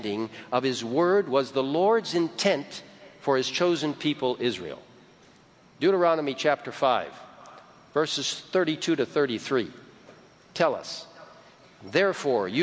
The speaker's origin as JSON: {"language": "English", "country": "Egypt", "tie": "born or raised there", "moved": "yes", "said": "I grew up in Egypt, and it's a wonderful country"}